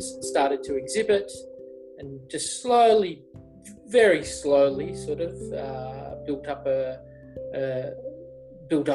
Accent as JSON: {"language": "English", "town": "Melbourne", "region": "Victoria", "country": "Australia", "tie": "born or raised there", "said": "we're Aussie born. I was born in Melbourne, grew up in the suburbs and basically did all my schooling here."}